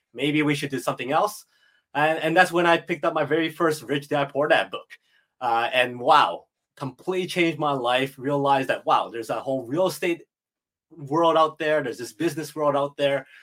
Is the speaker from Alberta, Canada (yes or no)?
yes; Edmonton, Alberta, Canada; I was born and raised in Edmonton, Alberta